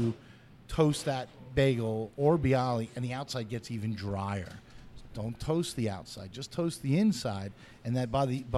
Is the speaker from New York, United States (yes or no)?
yes; New York City, New York, United States; I'm a New Yorker through and through, and I always grew up, my dad would always get bagels and bialys together.